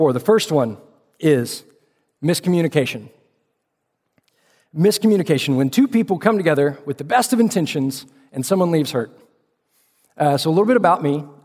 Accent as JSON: {"language": "English", "town": "Austin", "region": "Texas", "country": "United States", "tie": "born or raised there", "also_born_or_lived": "Fort Worth, Texas", "said": "I grew up in Austin, Texas, before seeing the light and making my way up to Fort Worth to go to TCU"}